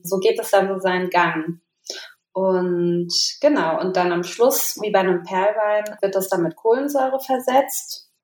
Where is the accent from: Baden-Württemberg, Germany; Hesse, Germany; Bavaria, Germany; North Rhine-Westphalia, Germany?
Hesse, Germany; Maintal; Also wir kommen aus Maintal-Hochstadt. Das ist so ein kleines Örtchen, ja, so 15 Kilometer von Frankfurt am Main